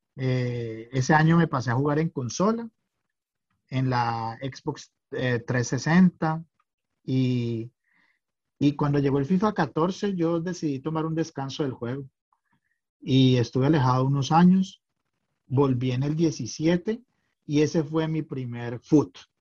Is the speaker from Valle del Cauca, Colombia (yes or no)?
yes; Cali, Valle del Cauca, Colombia; moved away as an adult; now in Tromsø, Norway; yo soy nacido en Cali, Colombia. hace más de 20 años soy hijo adoptivo de Noruega. hoy vivo en Trumso